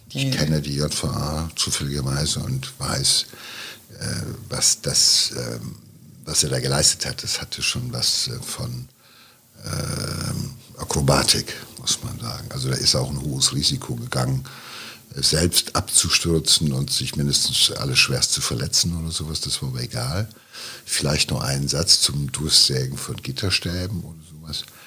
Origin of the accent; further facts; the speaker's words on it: Ruhr area, North Rhine-Westphalia, Germany; hier so bei uns im Pott